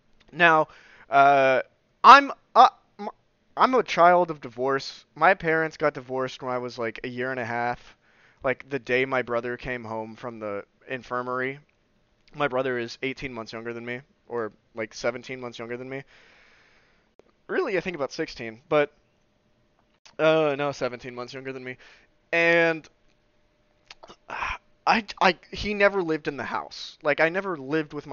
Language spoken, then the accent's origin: English; southern Oklahoma, United States; born or raised there